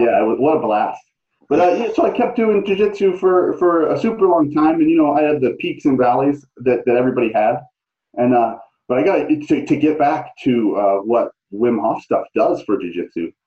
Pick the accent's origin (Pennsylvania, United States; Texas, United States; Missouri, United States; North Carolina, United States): Missouri, United States; St. Louis; moved away; I'm from the Midwest, though. You know that. I'm from yeah. St. Louis